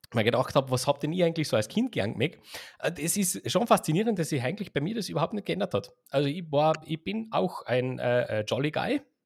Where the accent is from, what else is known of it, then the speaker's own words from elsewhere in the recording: Austria; wir sind ja Österreicher